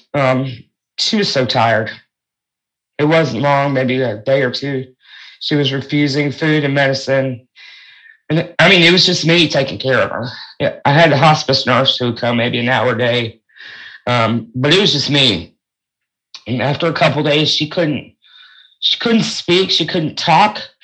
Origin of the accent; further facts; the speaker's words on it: North Carolina, United States; also born or lived in New York State / Fayetteville, North Carolina; we moved to North Carolina from New York State when I was about seven or eight years old.